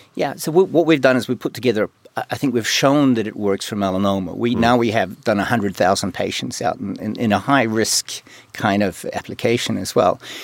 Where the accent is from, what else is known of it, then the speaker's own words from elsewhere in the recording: New Zealand; moved away; also born or lived in Sweden / China; I'm from New Zealand